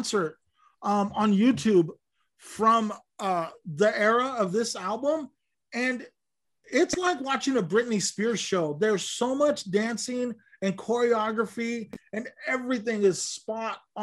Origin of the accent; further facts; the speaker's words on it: Lamont, California, United States; I grew up in Lamont, which was even smaller and more narrow-minded